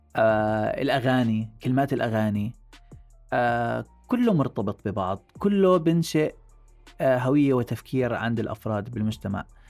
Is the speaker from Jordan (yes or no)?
yes; Jordan; عاداتنا وتقاليدنا نحن كأردنيين